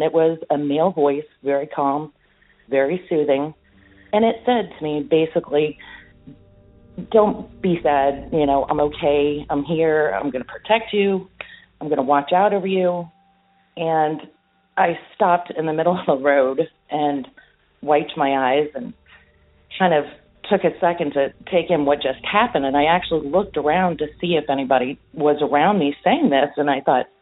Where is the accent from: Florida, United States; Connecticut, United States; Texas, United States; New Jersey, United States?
Florida, United States; Fort Lauderdale; I'm from Fort Lauderdale, Florida